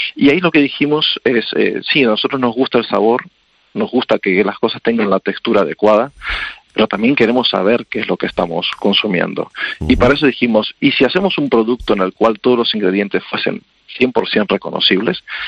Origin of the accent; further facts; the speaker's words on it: Argentina; Yo soy argentino